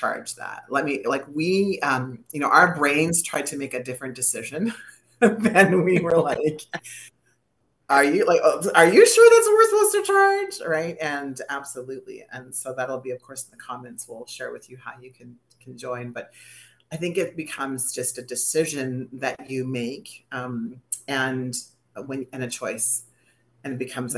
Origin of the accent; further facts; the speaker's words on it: Canada; I was known as the Canadian girl who had never done any yoga in her life.